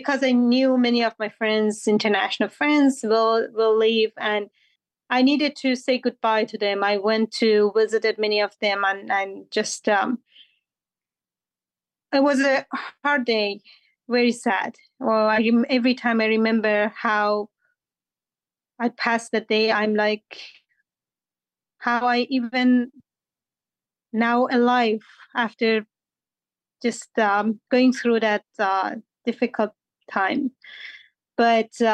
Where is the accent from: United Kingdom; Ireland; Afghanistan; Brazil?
Afghanistan; now in Washington, DC, United States; I'm from Afghanistan